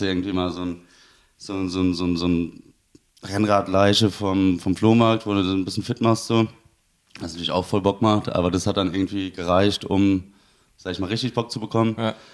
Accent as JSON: {"language": "German", "town": "Siegen", "region": "North Rhine-Westphalia", "country": "Germany", "tie": "born or raised there", "moved": "yes", "said": "ich komme ursprünglich aus Siegen. Das ist im Siegerland, Nordrhein-Westfalen."}